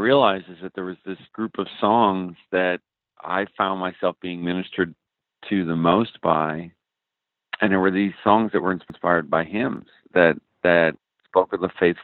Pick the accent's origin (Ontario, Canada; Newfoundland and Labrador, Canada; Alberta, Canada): Newfoundland and Labrador, Canada; moved away as an adult; now in Arizona, United States; growing up in Newfoundland, Canada, where I grew up